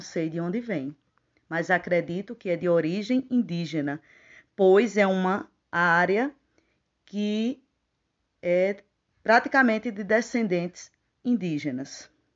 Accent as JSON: {"language": "Portuguese", "town": "Puxinanã", "region": "Paraíba", "country": "Brazil", "tie": "born or raised there", "also_born_or_lived": "Campina Grande, Paraíba", "said": "Eu nasci em Campina Grande, na Paraíba, mas me criei na cidade de Puxinanã, no município de Puxinanã, Paraíba."}